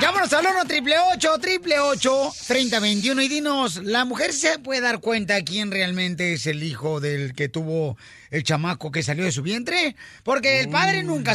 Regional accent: Mexico; soy mexicano, le soy mexicano

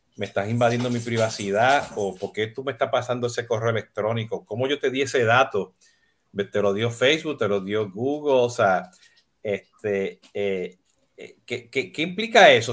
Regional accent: Puerto Rico; now in Miami, United States; siendo boricua

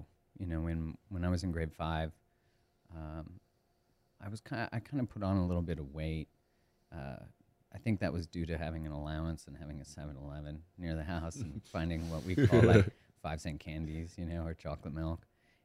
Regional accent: Calgary, Alberta, Canada; Yeah, I grew up in Canada, in Calgary, Alberta, which is on the west side. It's just an hour from the Rockies.

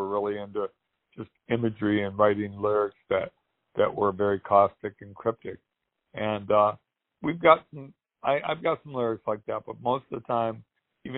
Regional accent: Santa Monica, California, United States; I grew up in Santa Monica, California

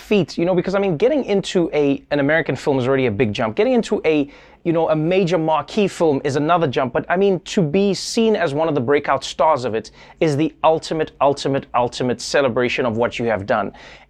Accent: South Africa; But as a South African, there's such a big process behind, like, you had to go to get a visa and everything, right?

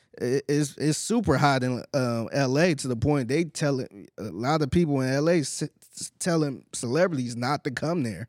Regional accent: Cleveland, Ohio, United States; now in Houston, United States; I'm originally from Cleveland and I'm from the hood

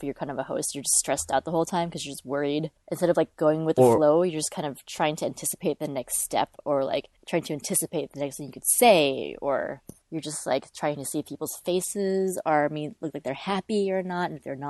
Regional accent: California, United States; Like, I'm from California. It's a couple hours outside of this LA.

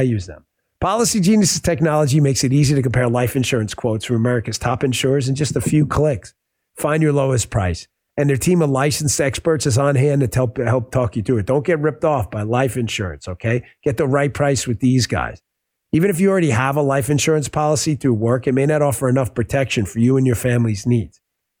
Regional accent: Bronx, New York, United States; Look, I'm from the Bronx. Everybody's like, oh, no, don't mess with that guy.

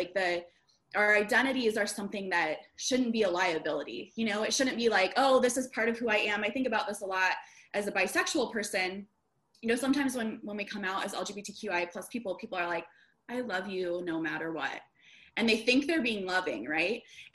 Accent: Des Moines, Iowa, United States; also born or lived in Chicago suburbs, Illinois; now in Chicago, United States; I grew up in Des Moines, Iowa, suburbs of Des Moines, Iowa

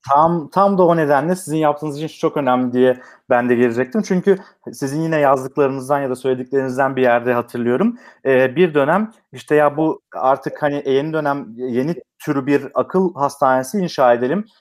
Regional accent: Manisa, Turkey; Ben Manisa'lıyım

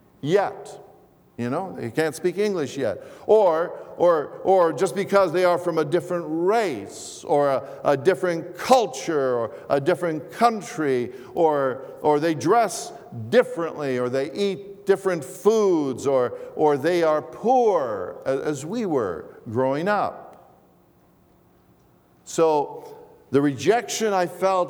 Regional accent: Toronto, Ontario, Canada; English is a second language; also born or lived in Greece; I am an immigrant to Canada. My family and I moved to Toronto from Greece when I was a child

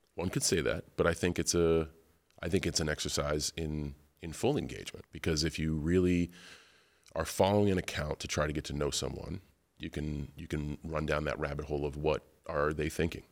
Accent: West Newbury, Massachusetts, United States; growing up in West Newbury, Massachusetts

